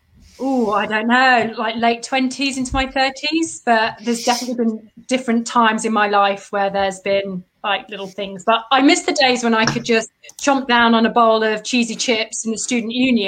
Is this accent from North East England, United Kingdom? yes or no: no; Leicester, East Midlands, United Kingdom; now in Surrey, United Kingdom; I'm originally from Leicester. I live in Surrey and I work as an editorial coach.